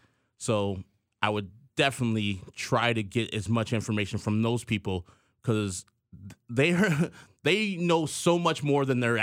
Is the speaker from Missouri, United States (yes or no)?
no; Illinois, United States; We grew up here in Illinois with Republicans who I disagreed with, but also I respected.